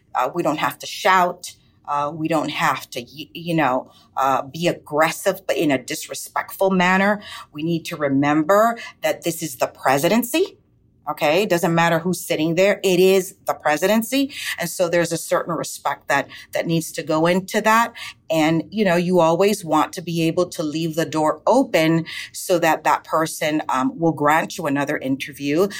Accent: Miami, Florida, United States; also born or lived in Santiago de Cuba, Cuba; I grew up in Miami, Miami, Florida

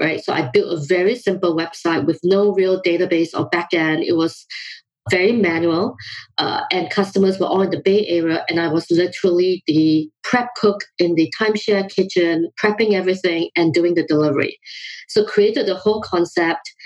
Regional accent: Singapore; also born or lived in London, United Kingdom / Oakland, California, United States; now in United States; my background is that I grew up in Singapore

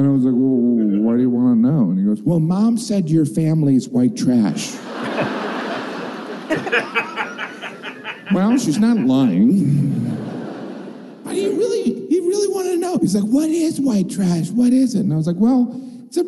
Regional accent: Northwest Indiana, United States; moved away; I grew up in Northwest Indiana, which is part of the Rust Belt

